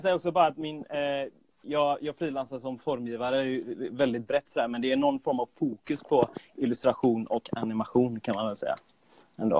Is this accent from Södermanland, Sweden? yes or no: no; Gothenburg, Västra Götaland, Sweden; jag är född och uppvuxen i Göteborg